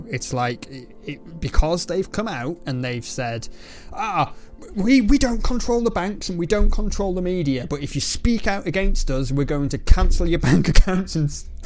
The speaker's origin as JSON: {"language": "English", "region": "England", "country": "United Kingdom", "said": "I'm English"}